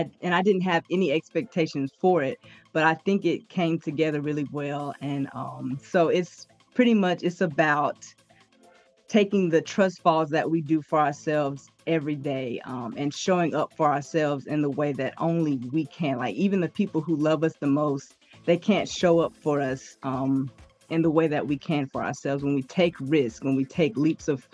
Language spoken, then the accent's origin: English; Soso, Mississippi, United States; I'm from Soso, Mississippi.